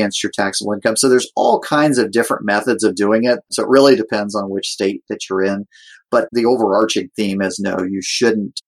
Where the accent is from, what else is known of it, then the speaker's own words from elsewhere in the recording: Ohio, United States; my home state of Ohio